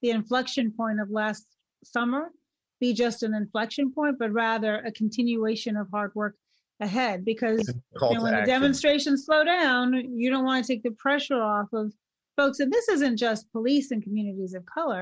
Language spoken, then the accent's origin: English; Chicago, Illinois, United States; my hometown of Chicago